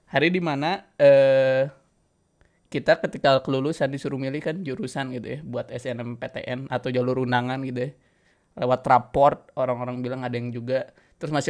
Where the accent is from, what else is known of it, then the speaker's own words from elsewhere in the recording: Bandung, West Java, Indonesia; balik kampung gue ke Bandung gitu ya emang pada saat itu gue di Jawa tuh seneng nih gue ke Malang lah kayaknya di UB kayaknya aduh enak gitu ya suasananya sama kayak di kampung gue gitu kampung halaman di Bandung gitu ya